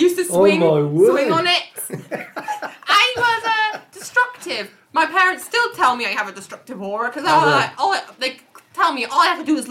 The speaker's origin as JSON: {"language": "English", "town": "Wolverhampton", "region": "West Midlands", "country": "United Kingdom", "tie": "born or raised there", "said": "I was literally born, I'm pretty sure I was born and raised here in Wolverhampton."}